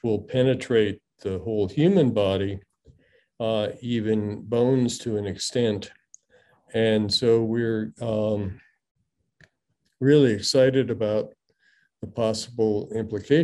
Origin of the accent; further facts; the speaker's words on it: Midland, Michigan, United States; also born or lived in Singapore; now in Galveston, United States; I grew up in Midland, Michigan, which is the home of Dow Chemical Company